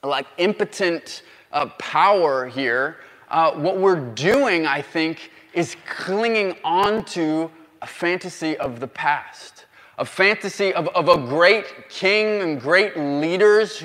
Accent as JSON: {"language": "English", "country": "United States", "said": "as an American"}